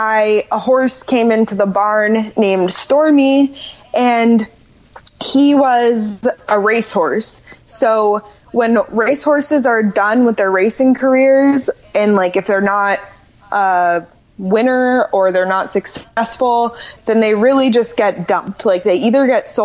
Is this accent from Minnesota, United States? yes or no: no; Orlando, Florida, United States; I grew up in Orlando, and I grew up riding horses